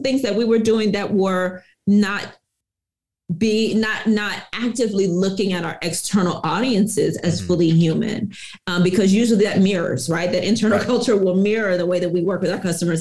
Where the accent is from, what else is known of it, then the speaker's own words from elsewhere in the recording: Houston, Texas, United States; I'm originally from Houston, Texas